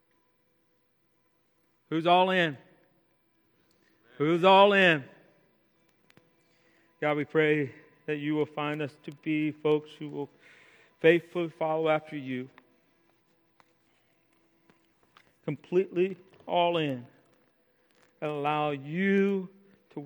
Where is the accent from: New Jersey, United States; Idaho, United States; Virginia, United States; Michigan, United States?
Virginia, United States; Mechanicsville; my hometown, Mechanicsville